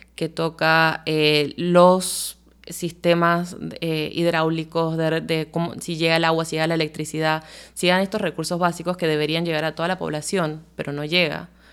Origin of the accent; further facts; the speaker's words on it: Panama; como panameños y panameñas